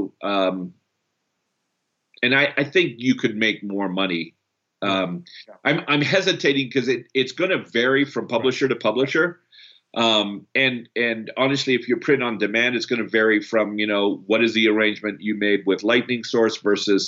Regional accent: Canada; also born or lived in Brazil; I'm also Canadian, born in Brazil

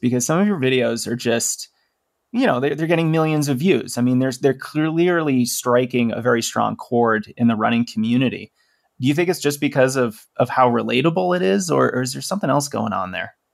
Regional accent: Massachusetts, United States; that's my home state

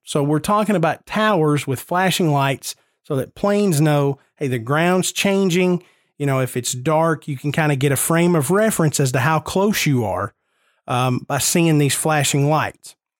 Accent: Nashville, Tennessee, United States; I'm born and raised in Nashville. I grew up ten minutes from downtown Nashville

